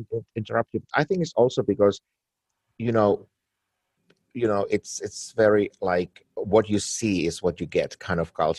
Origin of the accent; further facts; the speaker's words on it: Finland; now in Los Angeles, United States; I'm from Finland and from Scandinavia